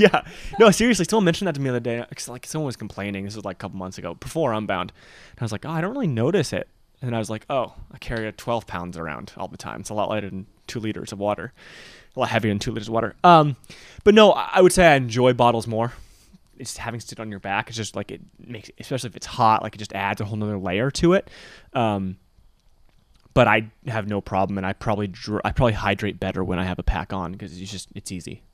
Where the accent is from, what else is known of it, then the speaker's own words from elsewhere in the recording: Michigan, United States; growing up in Michigan